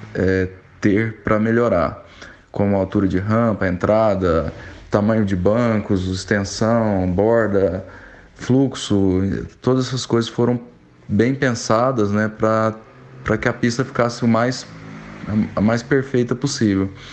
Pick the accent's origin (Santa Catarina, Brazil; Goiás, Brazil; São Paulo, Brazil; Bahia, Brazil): Goiás, Brazil; Goiânia; sou natural de Goiânia